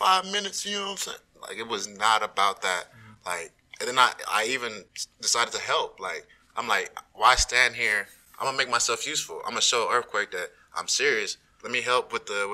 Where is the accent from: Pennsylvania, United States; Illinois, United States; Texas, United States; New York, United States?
Texas, United States; Arlington; I grew up in Arlington